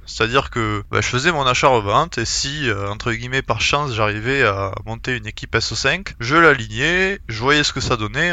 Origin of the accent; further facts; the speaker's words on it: Montauban, Occitania, France; accent: l'accent du sud; also born or lived in Vienna; now in Toulouse, France; mon équipe euh, à Montauban, donc euh, là d'où je viens